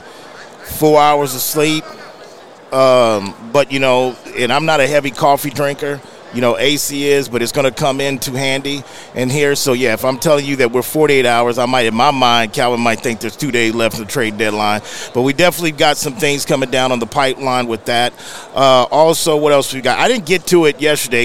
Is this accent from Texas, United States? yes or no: yes; San Antonio, Texas, United States; I'm born and raised in San Antonio, Texas